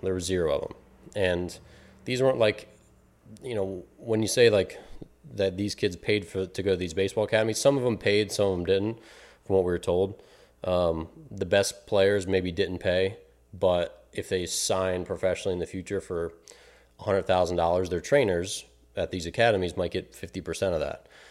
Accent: Maryland, United States; now in Illinois, United States; my hometown, Maryland

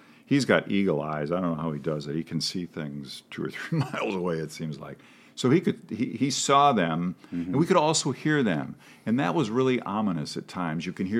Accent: a town on the Mississippi River, Mississippi River valley, United States; moved away; My hometown is on the river. And as I said, I took it for granted. It's the Mississippi.

